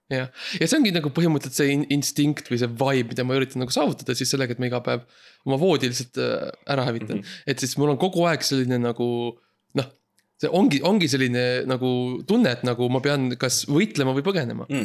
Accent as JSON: {"language": "Estonian", "country": "Estonia", "said": "seda riiki, kust mina pärit olen"}